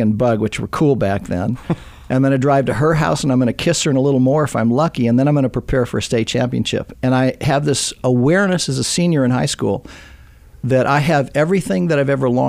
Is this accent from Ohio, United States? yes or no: no; Southern California, United States; I grew up in Southern California